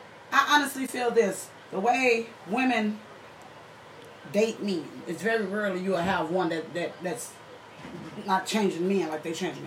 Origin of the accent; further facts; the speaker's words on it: Chicago, Illinois, United States; also born or lived in West Side, Chicago; I grew up in Cabrini Green projects.